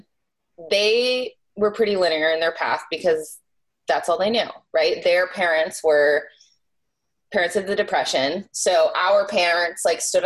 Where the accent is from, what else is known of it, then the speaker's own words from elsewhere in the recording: New Hampshire, United States; I grew up in New Hampshire, so Boston is not very far away.